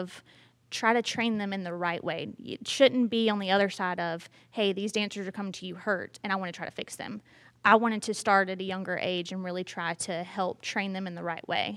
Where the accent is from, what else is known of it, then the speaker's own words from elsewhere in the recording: Brunswick, Georgia, United States; moved away as an adult; now in Statesboro, United States; I'm from Brunswick, Georgia